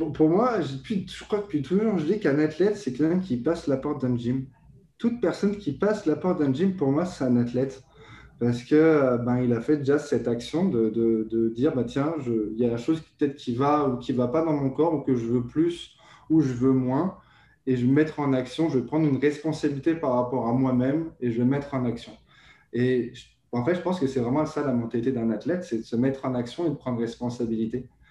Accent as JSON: {"language": "French", "country": "France", "moved": "as an adult", "lives_now": "Quebec, Canada", "said": "je suis français euh, français immigré au Canada depuis maintenant plus de deux ans."}